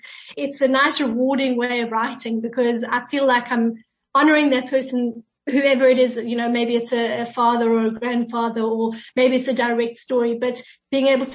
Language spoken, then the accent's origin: English; Pretoria, Gauteng, South Africa; I'm actually originally from Pretoria.